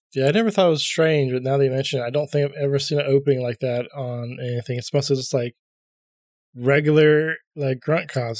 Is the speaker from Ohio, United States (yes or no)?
yes; Columbus, Ohio, United States; I'm from Columbus